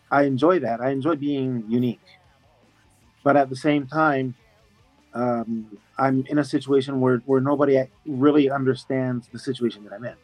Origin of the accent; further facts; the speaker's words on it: Japan; Canadian, but born and raised in Japan. Born in Japan